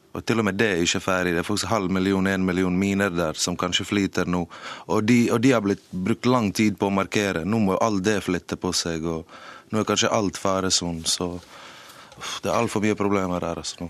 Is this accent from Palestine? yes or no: no; Mostar, Federation of Bosnia and Herzegovina, Bosnia & Herzegovina; now in Norway; for jeg er født der.